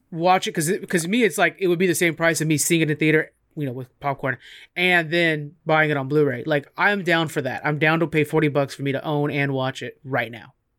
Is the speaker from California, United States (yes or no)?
yes; California, United States; first language English; moved away; we're both from California